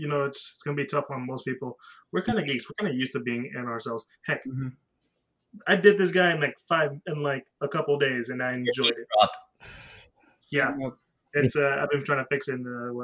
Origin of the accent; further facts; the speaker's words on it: Houston, Texas, United States; we're all from Houston